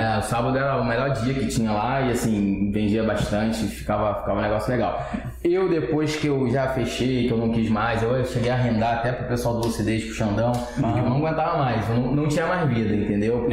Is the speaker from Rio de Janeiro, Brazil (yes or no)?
yes; Rio de Janeiro, Brazil; also born or lived in Cordovil / Vila da Penha; Nasci e criado na Pavuna, 19 anos eu saí de lá